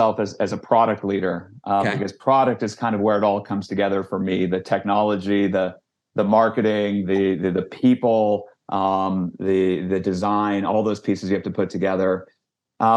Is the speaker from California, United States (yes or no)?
yes; Silicon Valley, California, United States; I grew up in Silicon Valley, was literally born in Stanford Hospital